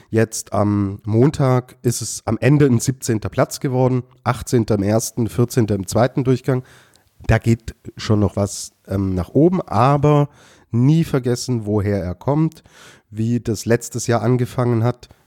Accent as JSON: {"language": "German", "country": "Austria", "said": "dann würde mich das als Österreicher beruhigen, Lukas."}